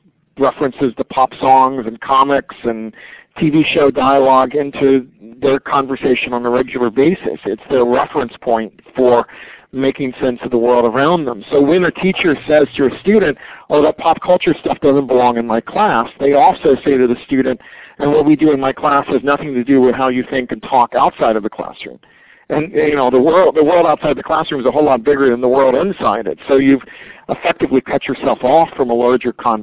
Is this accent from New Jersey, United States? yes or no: no; Atlanta, Georgia, United States; I grew up in Atlanta in the 60s